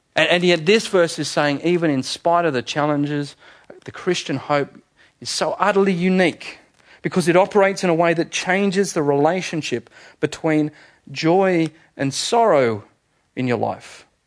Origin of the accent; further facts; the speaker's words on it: Manly, New South Wales, Australia; I was born in Manly Hospital